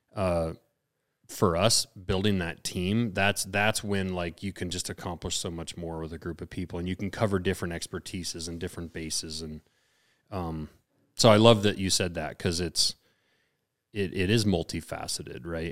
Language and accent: English; Lincoln, Montana, United States; now in Missoula, United States; we're we're out here in Missoula. I don't, and I grew up in Lincoln.